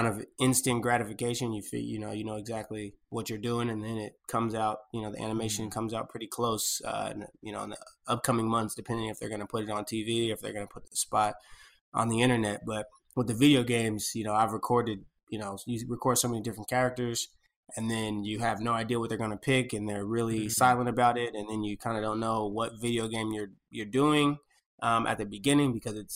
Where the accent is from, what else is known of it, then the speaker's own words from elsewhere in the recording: Portland, Oregon, United States; I'm from Portland, Oregon.